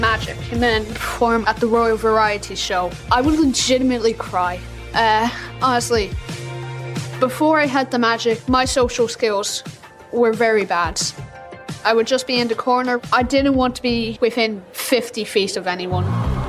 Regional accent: County Meath, Ireland; I'm 13 years old and I come from County Meath, Ireland.

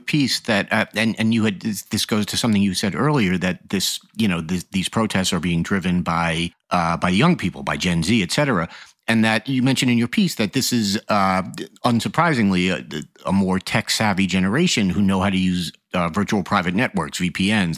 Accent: United States; As an American

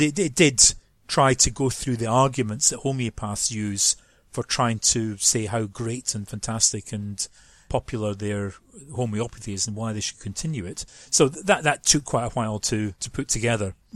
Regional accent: Scotland, United Kingdom; moved away as an adult; now in London, United Kingdom; Those who know accents will know I'm, I'm not from London. I am from, from Scotland

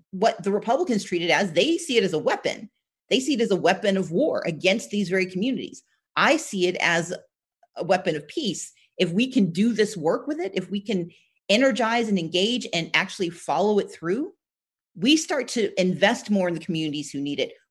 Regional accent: Southern United States, United States; I'm from the South, so I have hope, the best, and I work for it.

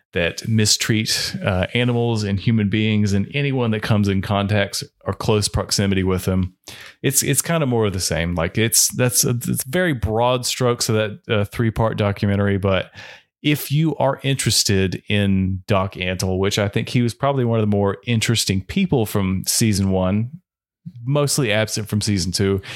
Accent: North Carolina, United States; we're from North Carolina

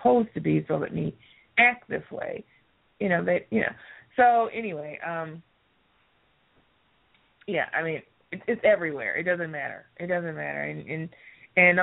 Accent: United States; our culture as the American people

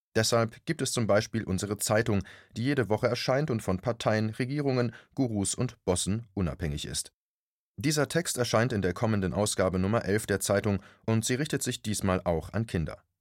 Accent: Germany; Bei uns in Deutschland

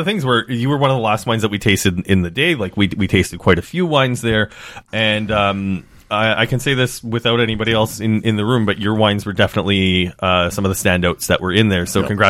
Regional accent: Ontario, Canada; growing up in Ontario

